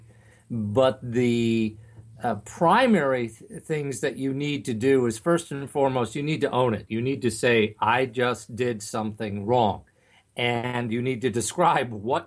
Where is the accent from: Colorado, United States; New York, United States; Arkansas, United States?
New York, United States; Long Island, Nassau County; You and I grew up on Long Island in Nassau County